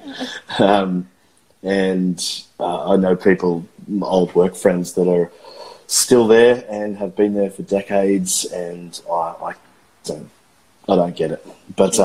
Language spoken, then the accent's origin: English; Australia; I am a watercolorist from Australia